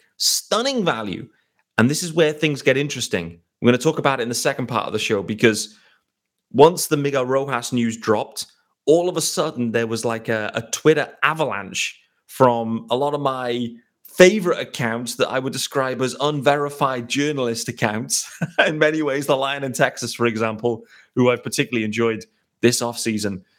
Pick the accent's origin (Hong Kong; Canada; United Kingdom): United Kingdom; as a British guy